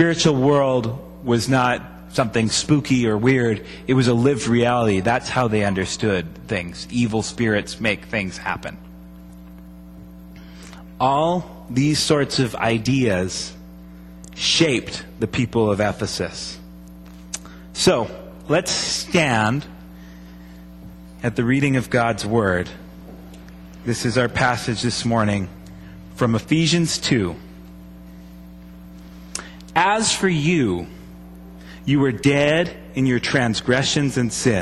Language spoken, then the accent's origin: English; United States